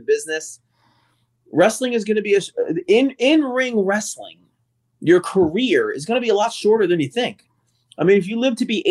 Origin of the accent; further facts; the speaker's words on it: Toms River, New Jersey, United States; my hometown of Tom's River